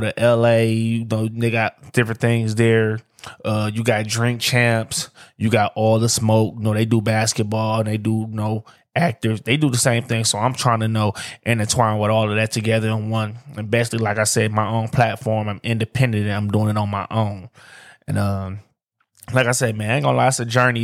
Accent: Detroit, Michigan, United States; I'm from Detroit.

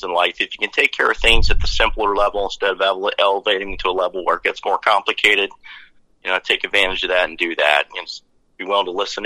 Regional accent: Lebanon County, Pennsylvania, United States; also born or lived in Fort Hood, Texas / Fort Bragg, North Carolina; I was born and raised in Lebanon County

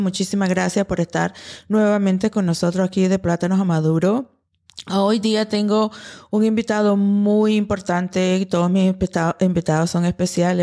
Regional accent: Louisiana, United States; moved away; also born or lived in Atlanta, Georgia; nunca me crié con un pie en Nicaragua y un pie en, en, Luisiana

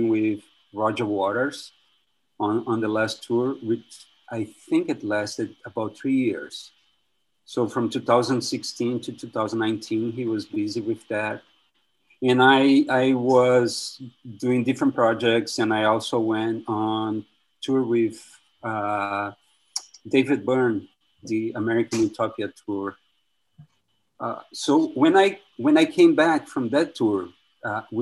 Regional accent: Brazil; moved away as an adult; also born or lived in New York, United States; now in Brooklyn, United States; I'm from Brazil, where I study

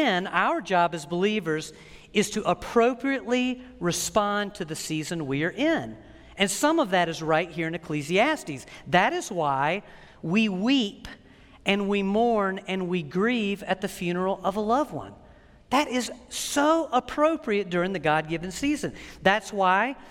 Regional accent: United States; as an American

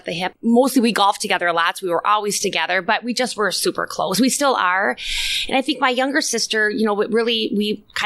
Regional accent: Little Falls, Minnesota, United States; I grew up in a smaller town. Yeah. Little Falls is, what, 7,500 people?

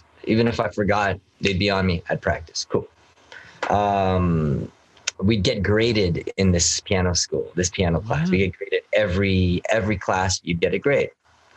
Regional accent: Canada

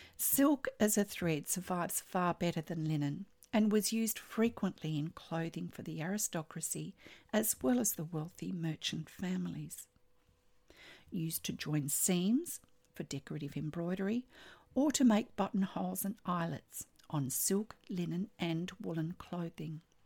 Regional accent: Australia; I'm an Australian textile artist

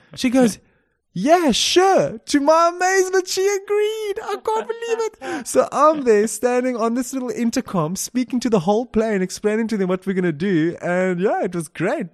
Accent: Cape Town, Western Cape, South Africa; moved away as an adult; also born or lived in England; I'm also born in South Africa, the beautiful South Africa, down in Cape Town

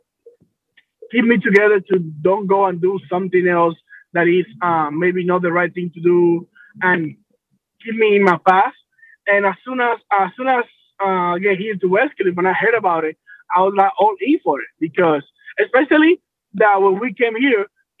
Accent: Dominican Republic; moved away as an adult; now in United States; I'm from the Dominican Republic

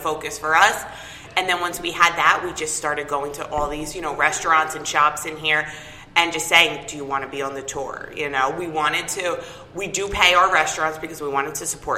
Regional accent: Lakewood, New Jersey, United States; moved away as an adult; also born or lived in Asbury Park, New Jersey; now in Wanamassa, United States; I'm originally from Lakewood, and then my husband and I moved into Asbury and lived here for about 5 years, and now I live in Wanamassa

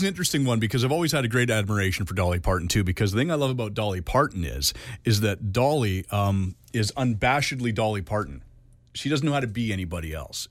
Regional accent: Canada; I'm Canadian

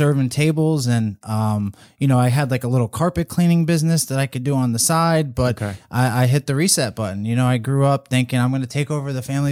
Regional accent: Palm Harbor, Florida, United States; also born or lived in New York; I grew up in Palm Harbor

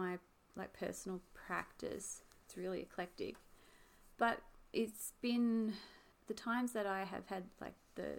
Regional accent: Hobart, Tasmania, Australia; I was from Tasmania or even Hobart

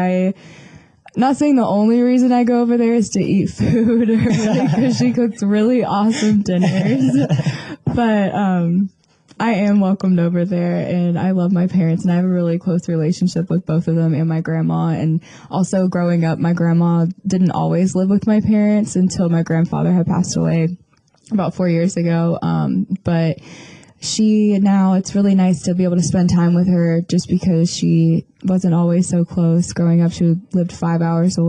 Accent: Panama City Beach, Florida, United States; I am from Panama City Beach, Florida

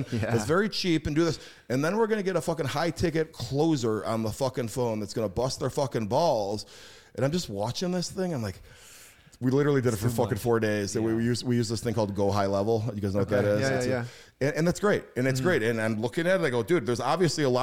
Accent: Schaumburg, Illinois, United States; I grew up in Schaumburg, Illinois, which is a very middle class area

